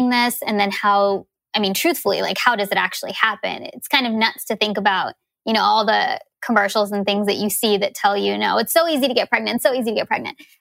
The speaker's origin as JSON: {"language": "English", "country": "United States", "tie": "born or raised there", "lives_now": "Seattle, United States", "said": "being Indian, but born in America."}